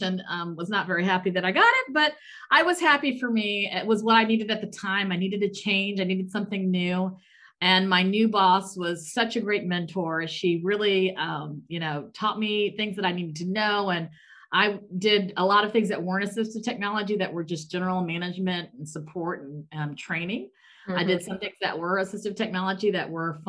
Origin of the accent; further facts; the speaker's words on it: Hampton, Virginia, United States; moved away as an adult; also born or lived in Maryland / Saudi Arabia / Texas; now in Germany; us growing up in Hampton, Virginia